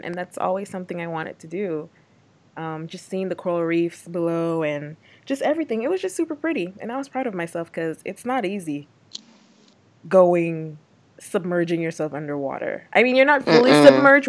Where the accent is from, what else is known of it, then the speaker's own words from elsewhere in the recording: Dominica; now in DMV, United States; Guys, so Unique and I are from the islands. Unique's from Jamaica. I'm from Dominica. And we're very much, like, engulfed in our culture. So, our accent may or may not come out.